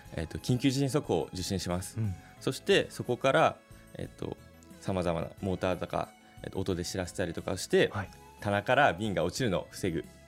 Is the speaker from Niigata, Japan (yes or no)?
yes; Sado, Niigata, Japan; moved away as an adult; now in Utsunomiya, Japan; 新潟県出身で、はい、実は佐渡